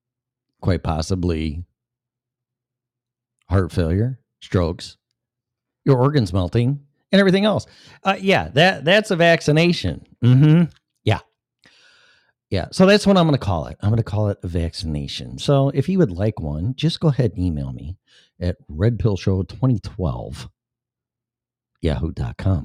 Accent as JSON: {"language": "English", "region": "Illinois", "country": "United States", "tie": "born or raised there", "said": "my home state of Illinois"}